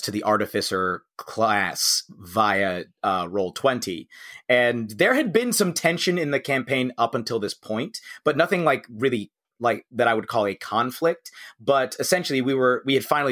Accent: United States; also born or lived in United Kingdom

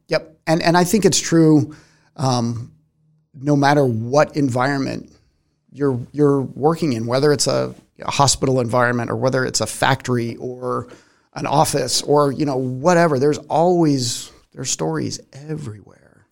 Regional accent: Arizona, United States; moved away; also born or lived in Tucson, Arizona; growing up in Arizona

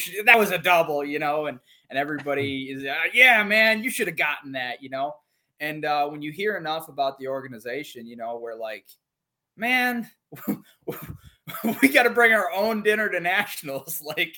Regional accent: Minnesota, United States; so I'm from Minnesota, and I just shot limited and open nationals.

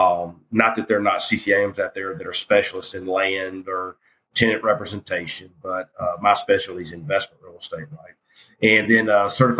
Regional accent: Jackson, Mississippi, United States; I grew up in South Jackson and went to Wingfield High School, People's Junior High.

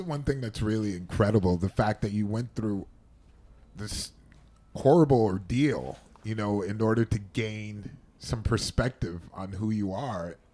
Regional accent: Cleveland, Ohio, United States; I grew up in Cleveland

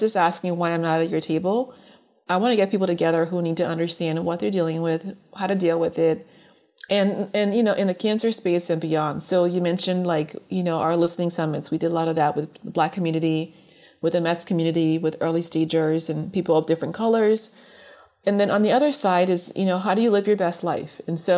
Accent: Liberia; born there; moved away; I'll be honest, being that I was born in Liberia and immigrated here, I didn't think of color as being an issue at first.

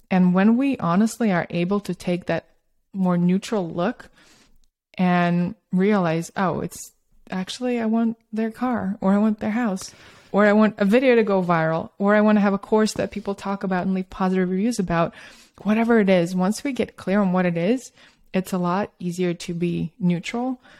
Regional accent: Russia; also born or lived in Australia; now in United States; I grew up in Soviet Russia and Australia, and then I moved to New York and San Francisco. I'm kind of a little bit from all over

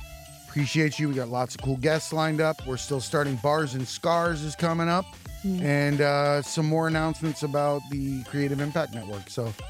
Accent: Florida, United States; I grew up on Lake Okeechobee and bass fishing capital, and I've never sat and ate bass.

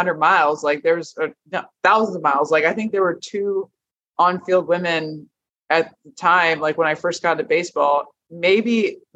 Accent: Nebraska, United States; moved away; I'm from Nebraska

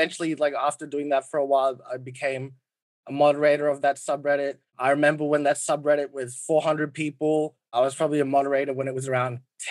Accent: Australia; I'm Australian.

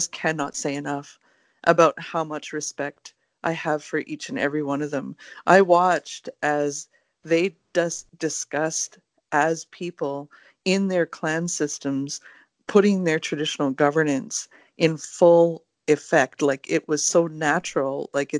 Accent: Lac Ste. Anne, Alberta, Canada; I'm a Chif from Manitousaugegan, which is Lac St. Anne in Alberta.

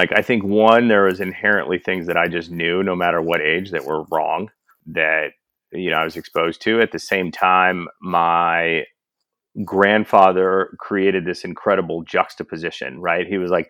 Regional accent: Kansas, United States; moved away as an adult; also born or lived in Singapore; No, I'm born and raised from Kansas. My father actually went to my high school. I went to Rockhurst High School.

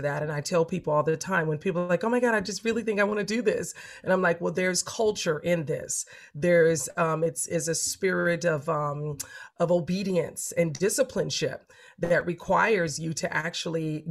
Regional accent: Los Angeles, California, United States; I'm from a big family. I'm from South Central

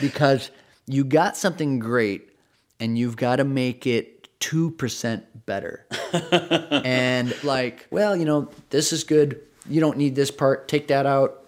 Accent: Socorro, New Mexico, United States; moved away; I grew up in Socorro, New Mexico, which is a pretty small town of, of like 10,000 people.

